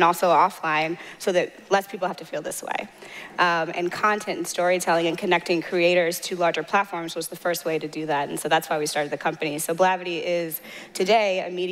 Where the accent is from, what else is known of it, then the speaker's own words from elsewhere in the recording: St. Louis, Missouri, United States; moved away as an adult; also born or lived in Mountain View, California / San Francisco Bay Area; now in San Francisco, United States; I'm from St. Louis, Missouri. And I moved from the St. Louis to the Bay